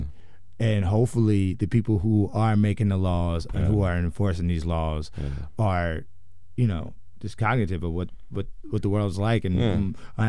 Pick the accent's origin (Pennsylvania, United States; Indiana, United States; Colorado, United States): Indiana, United States; I'm from Indiana, so I know. That's right smack dab in the middle.